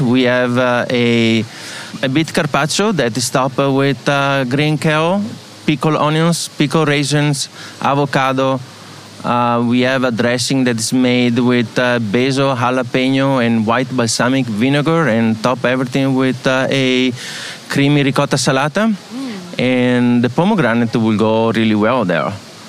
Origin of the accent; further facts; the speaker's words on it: Venice, Veneto, Italy; English is a second language; now in Los Angeles, United States; I come from Venice, and we are close to Chioggia.